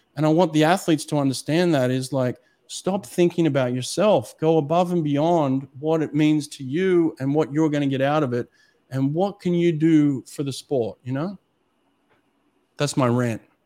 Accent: Australia; accent: Australian; moved away as an adult; now in United States

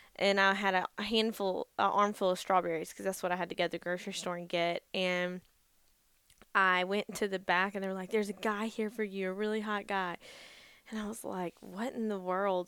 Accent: Gainesville, Georgia, United States; also born or lived in Vidalia, Georgia; I grew up in Gainesville, Georgia, where we live now. Um, and then when I was twelve, my family moved to Vidalia, Georgia

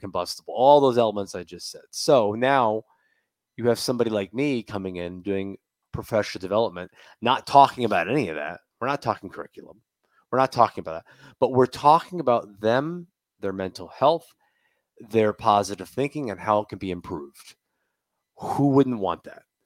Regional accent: Tampa, Florida, United States; I'm a Bucks fan, I'm from Tampa

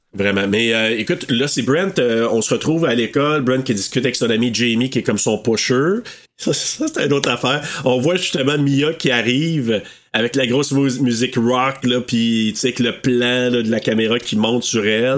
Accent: Maniwaki, Quebec, Canada; je viens de Maniwaki

